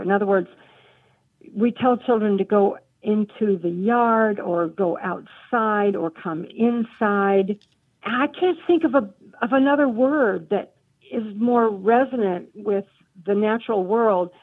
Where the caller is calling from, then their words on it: Jacksonville, North Carolina, United States; I'm calling from Jacksonville, North Carolina